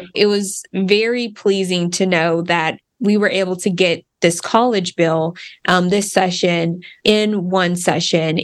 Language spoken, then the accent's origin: English; Wichita Falls, Texas, United States; Grew up in Wichita Falls